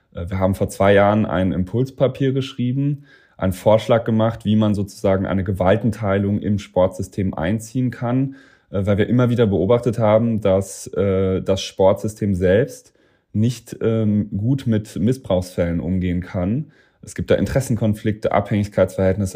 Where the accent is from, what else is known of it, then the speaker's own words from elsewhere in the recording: Saarland, Germany; also born or lived in Cambridge, Massachusetts; now in Berlin, Germany; meine Mannschaft, äh, das aus dem Saarland, das sind ja meine Freunde zu Hause noch